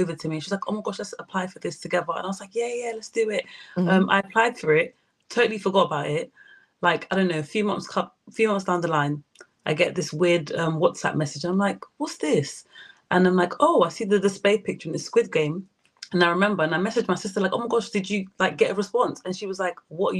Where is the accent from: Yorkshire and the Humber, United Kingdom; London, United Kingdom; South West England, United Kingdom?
London, United Kingdom; I'm from London